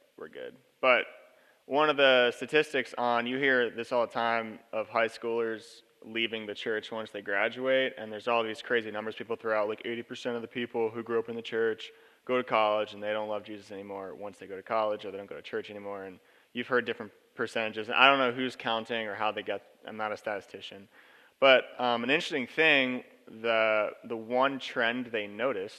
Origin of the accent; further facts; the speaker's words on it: Lancaster, Pennsylvania, United States; now in Central Oregon, United States; I grew up in Lancaster, Pennsylvania. I live in Central Oregon now